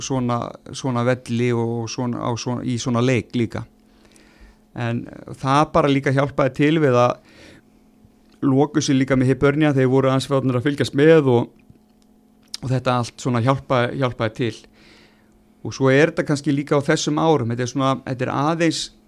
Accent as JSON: {"language": "Icelandic", "town": "Vestmannaeyjar", "region": "Southern Region", "country": "Iceland", "tie": "born or raised there", "said": "maður elst upp í Vestmanni"}